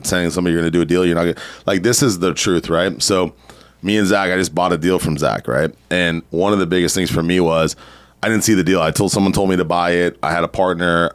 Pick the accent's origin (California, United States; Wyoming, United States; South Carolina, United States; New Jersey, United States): California, United States; San Diego; also born or lived in Riverside County, California; I grew up in San Diego.